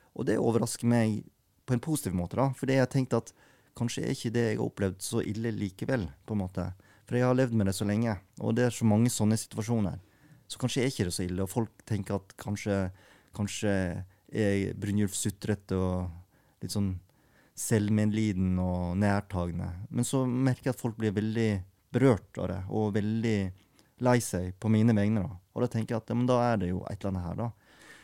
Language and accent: Norwegian; Norway; born or raised there; also born or lived in South Korea